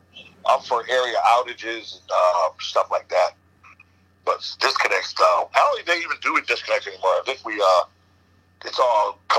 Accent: Naugatuck, Connecticut, United States; I grew up in Indian Hills, right next to Dave.

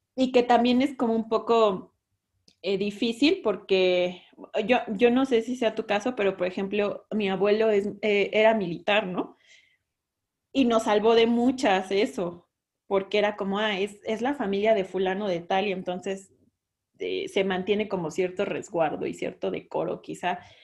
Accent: San Andrés Tuxtla, Veracruz, Mexico; Yo soy de Veracruz, ¿no? De un pueblito de Veracruz, de San Andrés Tuxtla

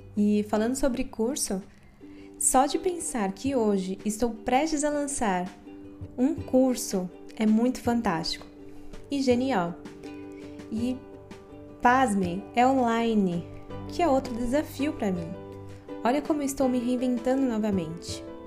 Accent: Guarulhos, São Paulo, Brazil; eu nasci e vivo em Guarulhos, São Paulo

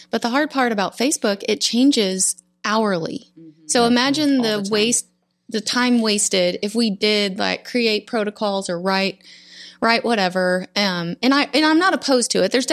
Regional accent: Borger, Texas, United States; Yeah, I was born in Florida, but grew up in the Panhandle, way up in the.

